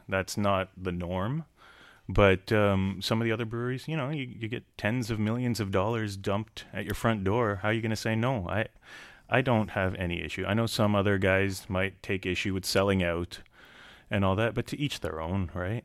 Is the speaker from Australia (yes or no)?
no; Canada; I grew up in Canada